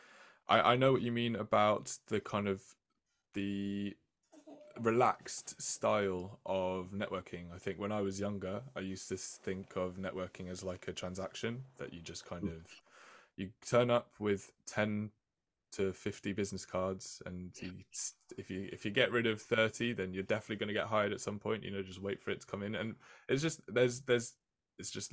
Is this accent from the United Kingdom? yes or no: yes; London, United Kingdom; now in Liverpool, United Kingdom; I was born in London and I was raised in London, but I feel like I've lived in Liverpool now. I feel like an honorary Scouser maybe